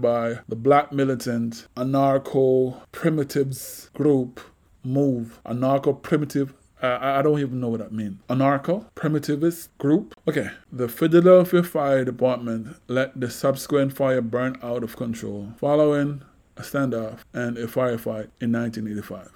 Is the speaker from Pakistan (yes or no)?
no; Jamaica; now in United States; growing up in Jamaica